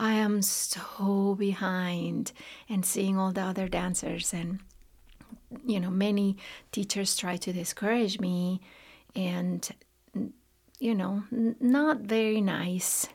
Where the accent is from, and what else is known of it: León, Guanajuato, Mexico; born or raised there; moved away as an adult; now in Lexington, United States